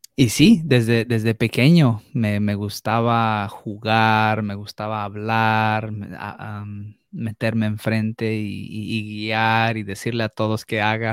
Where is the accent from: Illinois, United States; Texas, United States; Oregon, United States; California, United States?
California, United States; Los Angeles; also born or lived in Mexico; yo nací en Los Ángeles, California